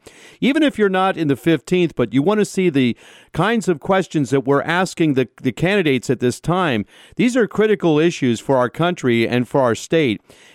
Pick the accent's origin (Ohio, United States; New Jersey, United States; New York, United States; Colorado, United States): Ohio, United States; felt very proud as an Ohioan